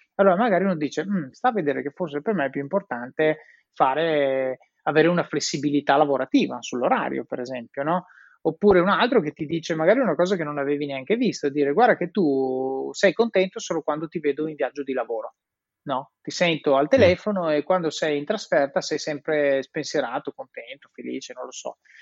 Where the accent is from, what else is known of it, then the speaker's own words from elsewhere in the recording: Italy; moved away as an adult; also born or lived in Switzerland / England / Netherlands / Rome; sono in Italia, paese meraviglioso, vivo a Roma